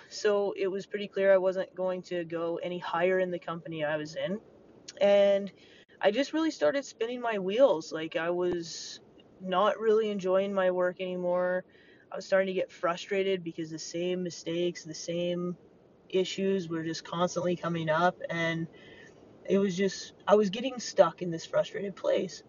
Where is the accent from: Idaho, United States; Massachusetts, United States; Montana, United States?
Montana, United States; growing up in Montana as a kid